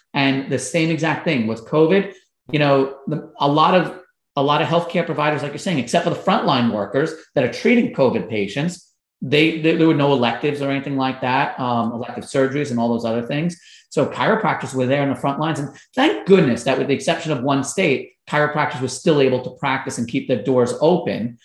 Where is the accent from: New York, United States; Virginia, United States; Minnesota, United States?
New York, United States; Long Island; I was growing up in Long Island, New York